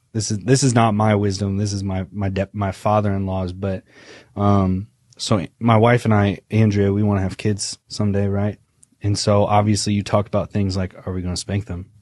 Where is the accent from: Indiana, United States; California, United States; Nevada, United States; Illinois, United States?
Indiana, United States; I am from Indiana. I'm a Midwestern boy. Um, I would say that I had a pretty classic Indiana Midwestern childhood.